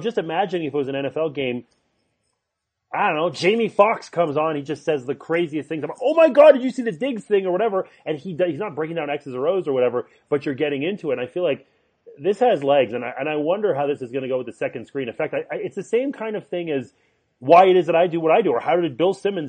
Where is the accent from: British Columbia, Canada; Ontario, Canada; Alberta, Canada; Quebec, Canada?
Quebec, Canada; Montreal; Hockey, well, I grew up in Montreal. That's saturated.